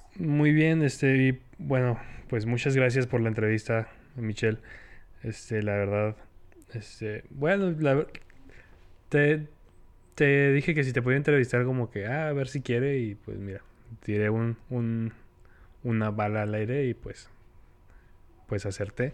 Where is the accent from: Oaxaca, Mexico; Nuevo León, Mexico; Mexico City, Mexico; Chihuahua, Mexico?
Chihuahua, Mexico; soy el peor chihuahuense del mundo